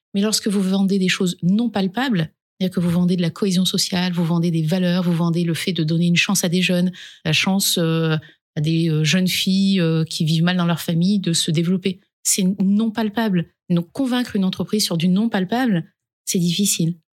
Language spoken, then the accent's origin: French; a village in the Dauphiné, Auvergne-Rhône-Alpes, France; Je suis pas née dans les quartiers. Je viens d'un village du Dauphiné.